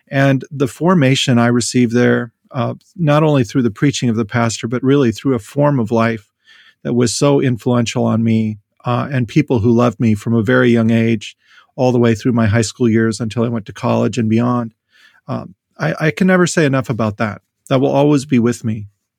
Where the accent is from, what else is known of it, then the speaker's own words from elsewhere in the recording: North Dakota, United States; I grew up in North Dakota and attended Jamestown College. I grew up in a small rural community.